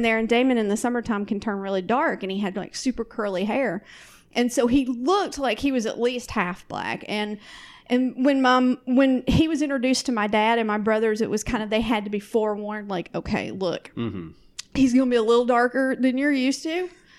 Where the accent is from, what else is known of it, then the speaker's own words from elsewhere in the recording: Southern United States, United States; You don't view being a Southerner as coming out of a war zone, kind of like I do.